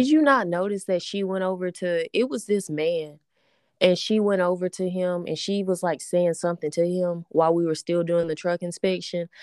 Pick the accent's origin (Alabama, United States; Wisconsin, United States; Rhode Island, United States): Alabama, United States; we are from Alabama